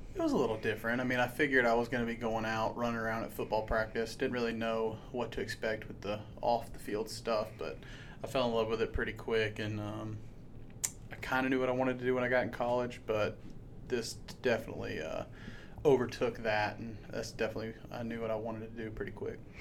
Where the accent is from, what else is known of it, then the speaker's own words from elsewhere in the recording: Savannah, Georgia, United States; moved away as an adult; also born or lived in Jacksonville, Florida / Montana; now in Harrisonburg, United States; I'm from South Georgia, Savannah to be specific.